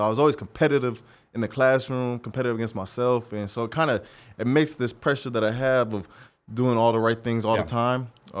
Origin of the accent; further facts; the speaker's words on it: Albany, Oregon, United States; also born or lived in Corvallis; I'm from Albany, {S0} okay. {S1} a small town, right next to Corvallis.